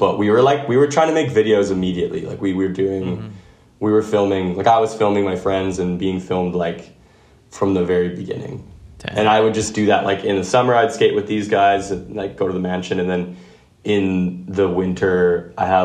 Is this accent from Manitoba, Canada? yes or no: yes; Winnipeg, Manitoba, Canada; I grew up in Winnipeg